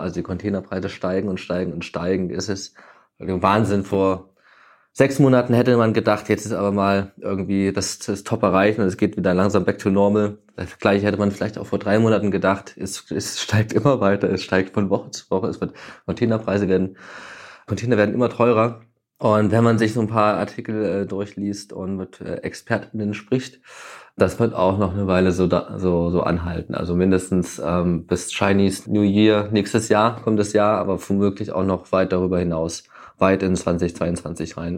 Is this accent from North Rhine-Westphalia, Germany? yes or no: no; Thuringia, Germany; also born or lived in Hamburg; now in Berlin, Germany; ich komme eigentlich aus Thüringen